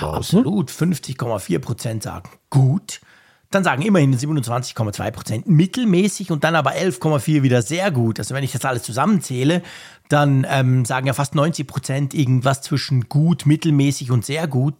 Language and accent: German; Switzerland; bei uns in der Schweiz